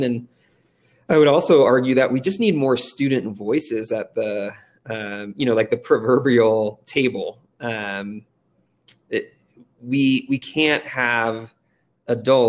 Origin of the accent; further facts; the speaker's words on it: Redondo Beach, California, United States; moved away as an adult; now in Denver, United States; I grew up in Redondo Beach, California, and it's Southern California